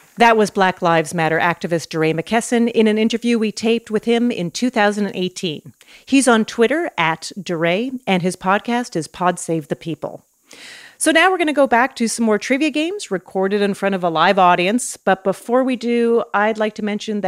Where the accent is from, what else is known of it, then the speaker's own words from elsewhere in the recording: Canada; I'm Canadian